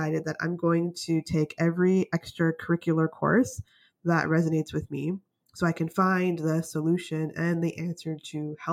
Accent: Canada; also born or lived in United States / British Columbia; I want to give myself a chance to work in the States because I'm from Canada

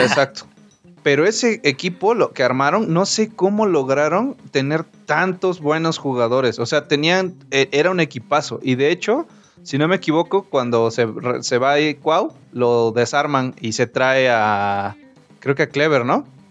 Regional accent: Veracruz, Mexico; yo soy de Veracruz

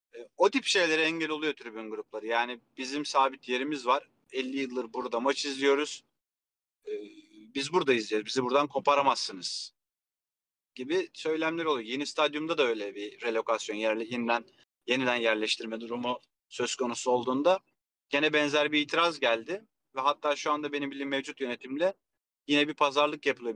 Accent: Kilyos, Istanbul, Turkey; also born or lived in Rumelihisarı; Ben Kilyos'ta büyüdüm. Yani gençlik yıllarım Kilyos'ta geçti.

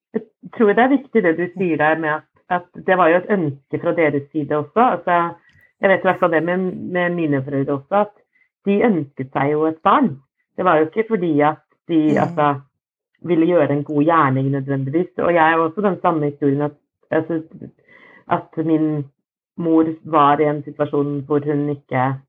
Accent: Fredrikstad, Østfold, Norway; also born or lived in Moss; vokste opp eh, i, ja, utafor Fredrikstad, et sted som heter Slevik

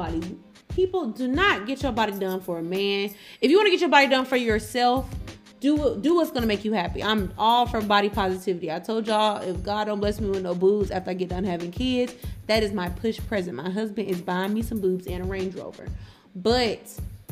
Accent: Atlanta, Georgia, United States; I'm from Atlanta

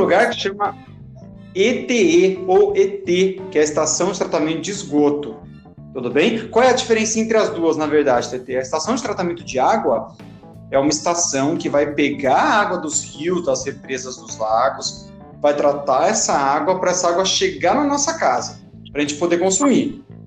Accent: Itatiba, São Paulo, Brazil; eu sou de Itatiba, mas eu dou aula lá em Campinas

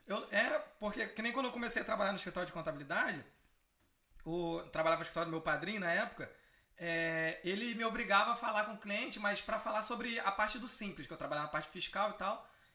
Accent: Brazil; Eu sou brasileiro

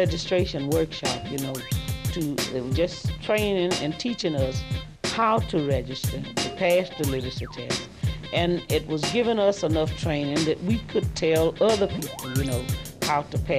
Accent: United States; I told him I was from Louisville.

